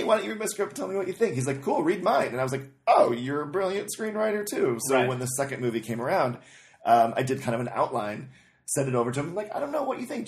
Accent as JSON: {"language": "English", "area": "outside of Chicago", "region": "Illinois", "country": "United States", "tie": "born or raised there", "said": "Outside of Chicago."}